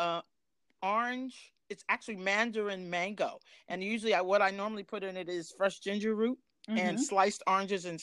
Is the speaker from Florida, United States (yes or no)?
no; Philadelphia, Pennsylvania, United States; I was born and raised in North Philadelphia